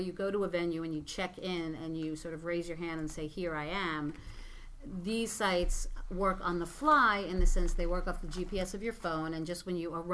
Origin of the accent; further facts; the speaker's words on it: New York City, New York, United States; I'm a New Yorker